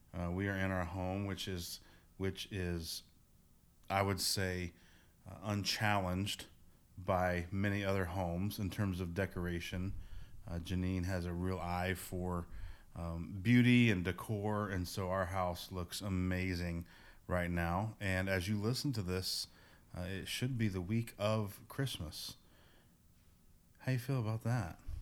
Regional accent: near Indianapolis, United States; moved away; I grew up in, uh, near Indianapolis, Indiana

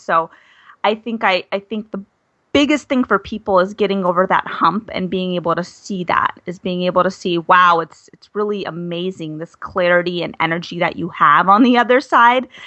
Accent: Arizona, United States; moved away as an adult; also born or lived in Flagstaff / Washington, D.C.; I'm from Arizona.

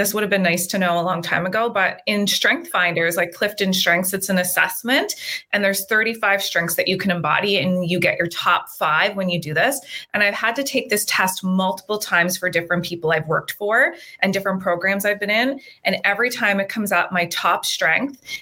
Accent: Nova Scotia, Canada; moved away as an adult; also born or lived in Australia; now in British Columbia, Canada; I'm from Nova Scotia, little small town on the East Coast.

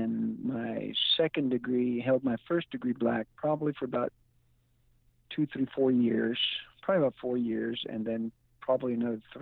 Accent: San Jose, California, United States; now in Los Angeles, United States; I was raised in San Jose from 1980s to the mid-80s, late-80s, I should say. Then I moved back up to the Los Angeles area

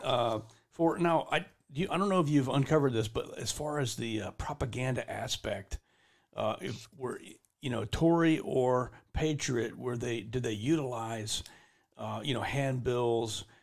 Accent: the South, United States; I grew up in in the South going to school

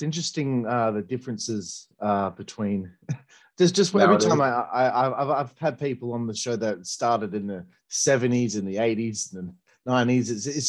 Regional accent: Australia; No, I'm Australian.

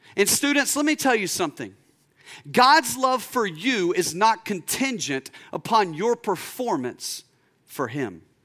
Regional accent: United States; first language English

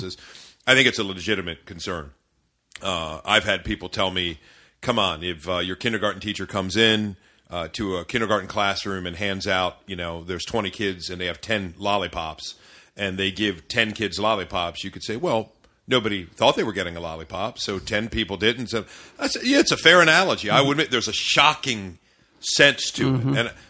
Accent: Maryland, United States; I was raised in the Maryland suburbs by parents who were not divorced, was together.

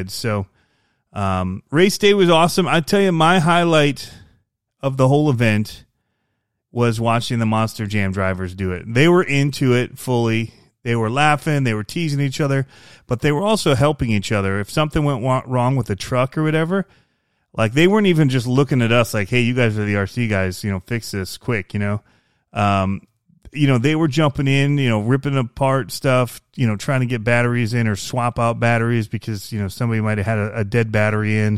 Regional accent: Michigan, United States; I came from Michigan.

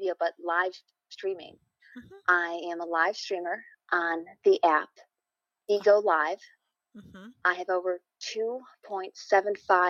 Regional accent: New York, United States; Actually in upstate New York.

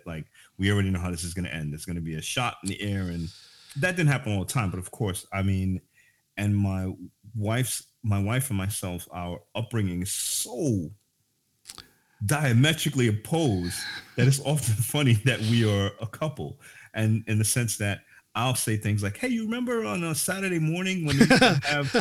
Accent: New York City, New York, United States; moved away as an adult; now in Norway; I grew up in Bushwick, Brooklyn

